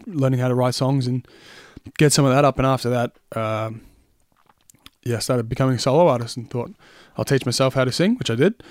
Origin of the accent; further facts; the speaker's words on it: Tullamarine, Victoria, Australia; now in Sunbury, Australia; grew up in Tallamarine, so about ten minutes away